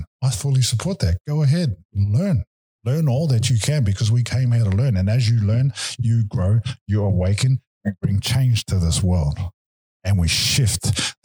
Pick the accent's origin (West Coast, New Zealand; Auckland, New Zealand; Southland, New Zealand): Auckland, New Zealand; also born or lived in Wellington; when I was 5 years old, when I was adopted, we moved from Wellington to Auckland and I grew up with my grandmother